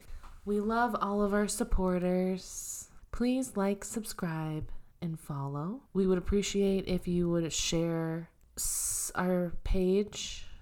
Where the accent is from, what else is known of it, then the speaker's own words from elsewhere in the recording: Hobart, Indiana, United States; Indiana. And they're like, okay, what city? And I'm like, Hobart, Indiana.